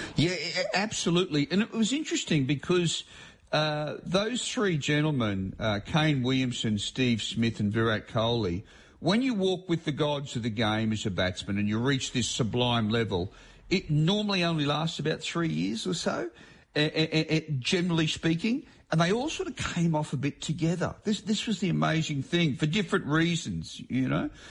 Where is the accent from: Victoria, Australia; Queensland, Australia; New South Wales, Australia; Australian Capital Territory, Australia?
Queensland, Australia; as a Queenslander